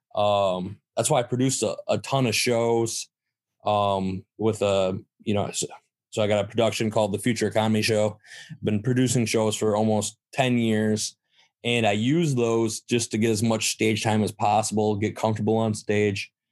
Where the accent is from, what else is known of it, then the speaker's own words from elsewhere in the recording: Saginaw, Michigan, United States; I'm from Saginaw